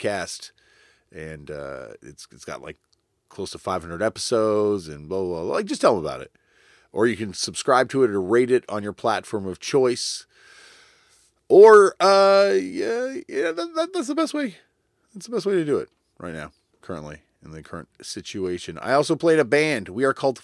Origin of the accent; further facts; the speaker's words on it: Canada; accent: Canadian; my Canadian accent